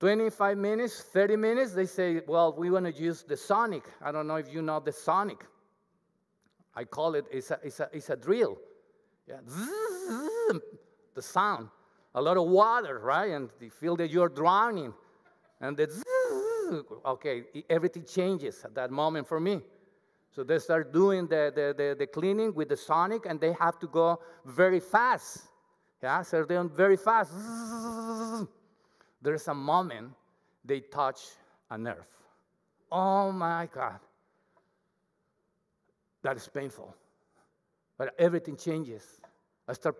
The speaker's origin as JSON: {"language": "English", "country": "Mexico", "accent": "Mexican", "second_language": "English", "moved": "as an adult", "lives_now": "Canada", "said": "I have my accent, my Mexican accent. It's very thick"}